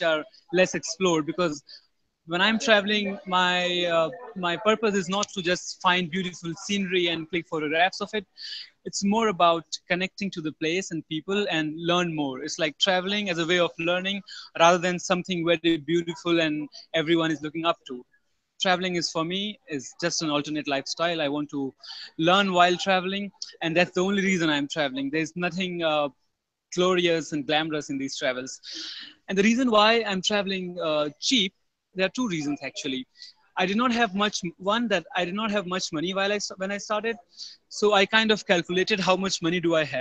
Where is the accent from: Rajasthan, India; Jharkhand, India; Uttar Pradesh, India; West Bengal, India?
Uttar Pradesh, India; Kanpur; moved away as an adult; also born or lived in Mumbai, India / Bangalore, India; I was born in Kanpur. I lived about 19 initial years of my life in Kanpur